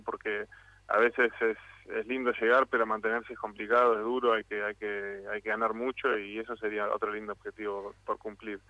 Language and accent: Spanish; Mar del Plata, Buenos Aires Province, Argentina; moved away; la ciudad donde nací, la ciudad donde me dio crecer y, donde aprendí y hice todos mis amigos